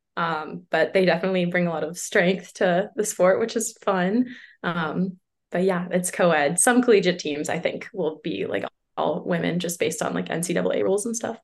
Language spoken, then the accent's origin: English; Boston, Massachusetts, United States; I'm from Boston, Massachusetts, or sort of around Boston